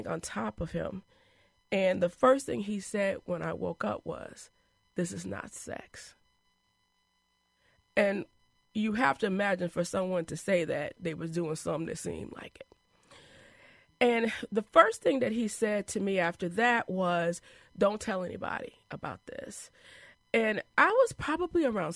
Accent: Madison, Wisconsin, United States; also born or lived in Chicago; we moved from Chicago to Madison. Probably I was about 4 years old

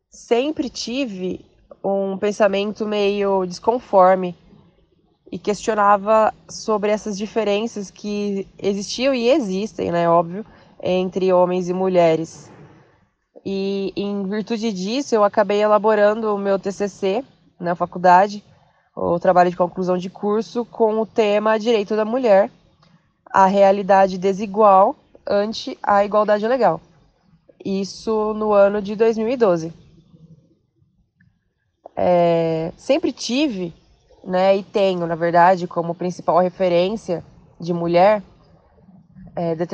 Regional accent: Bauru, São Paulo, Brazil; Vim da cidade de Bauru, interior, para residir e trabalhar na Grande São Paulo.

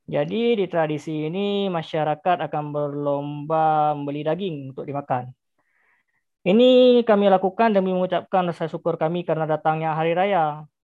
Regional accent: Central Sulawesi, Indonesia; atas hasil panen yang ada di daerah itu, di daerah Aku itu di Sulawesi Tengah.

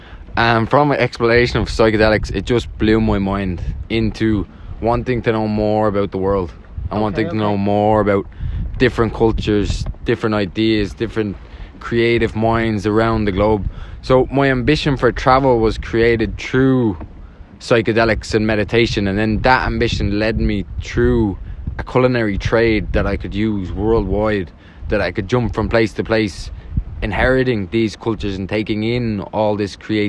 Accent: Dublin, Leinster, Ireland; From Nutgrove Avenue, South Dublin.

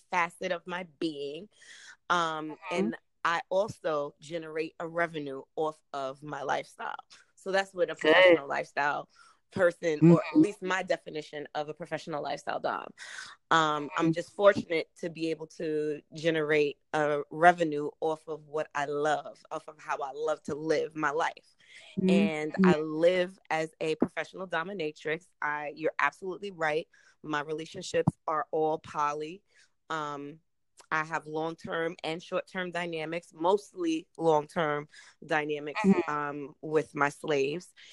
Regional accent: New York, United States; I hail from New York

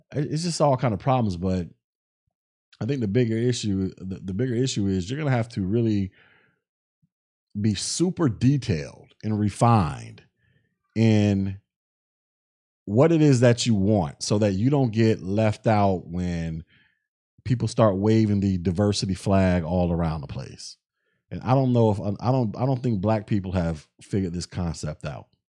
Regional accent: the South, United States; I'm from the South

